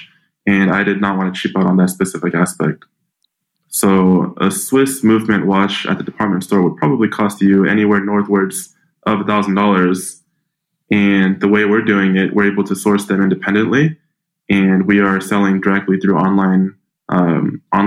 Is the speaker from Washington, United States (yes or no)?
yes; Tacoma, Washington, United States; I grew up in a small town called Tacoma, Washington.